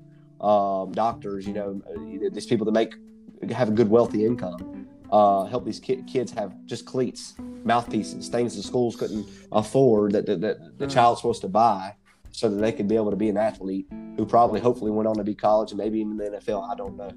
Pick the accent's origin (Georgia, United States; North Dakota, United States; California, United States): Georgia, United States; McDonough; my hometown of McDonough